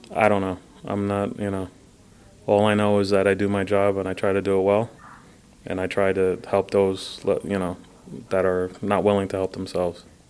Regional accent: Brooklyn, Long Island, New York, United States; first language Spanish; English is a second language; I'm a little Hispanic boy from Brooklyn that moved out to Long Island

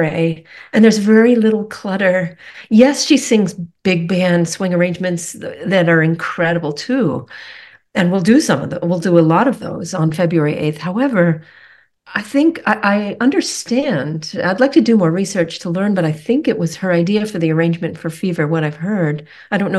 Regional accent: Rockport, Massachusetts, United States; also born or lived in Connecticut; I grew up at the tip of an island on Cape Ann on the north shore of Massachusetts. I grew up in Rockport.

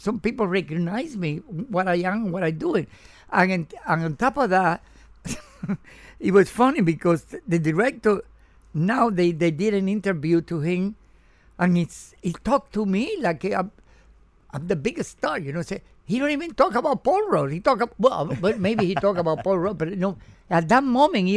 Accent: Cuba; English is a second language; also born or lived in New York / California; now in Miami, United States; I came from Cuba

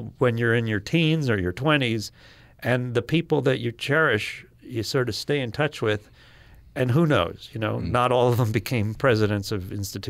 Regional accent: Manhattan, New York, United States; My folks lived in the Upper West Side of Manhattan, and I took the subway to school every day for whatever 6 years

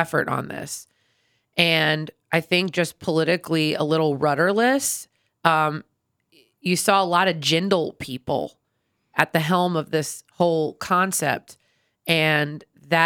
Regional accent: Troy, Ohio, United States; now in Baton Rouge, United States; I grew up in Troy, Ohio

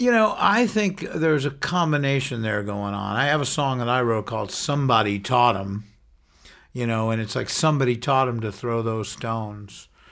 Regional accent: New York, United States; now in San Francisco, United States; growing up in New York

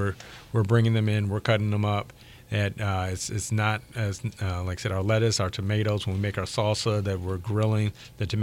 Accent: Country Club Hills, Illinois, United States; we grew up together in Country Club Hills, Illinois

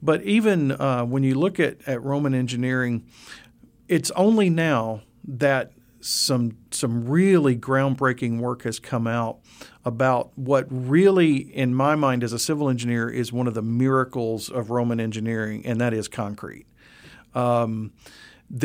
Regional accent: Memphis, Tennessee, United States; Well, believe it or not, growing up in Memphis, I was fascinated with road construction

